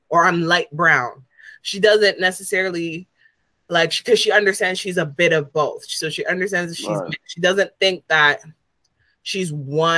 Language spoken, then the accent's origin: English; Canada; also born or lived in Jamaica (ancestry)